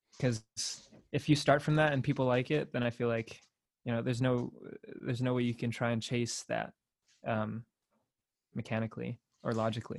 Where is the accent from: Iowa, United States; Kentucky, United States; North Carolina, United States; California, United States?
California, United States; Torrance; born or raised there; moved away as an adult; now in San Diego, United States